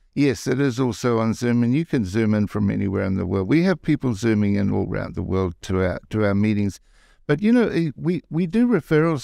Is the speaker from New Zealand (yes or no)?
yes; New Zealand; moved away as an adult; now in Las Vegas, United States; I'm from New Zealand